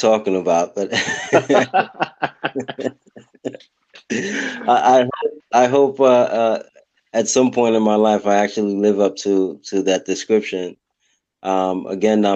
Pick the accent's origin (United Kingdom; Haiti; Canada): Haiti; now in United States; When we were in Haiti, I have two siblings that were in Haiti with me.